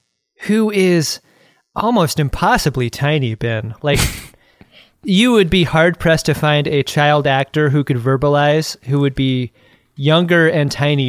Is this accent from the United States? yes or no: no; Ireland; because I don't know if you've noticed, I'm Irish, and my people have fought for a long time against this fucking stereotype.